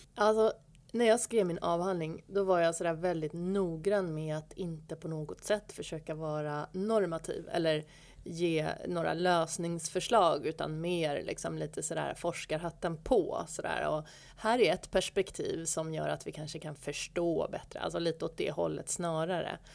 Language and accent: Swedish; Stockholm, Stockholm County, Sweden; då flyttade jag tillbaka till Stockholm, som är min hemort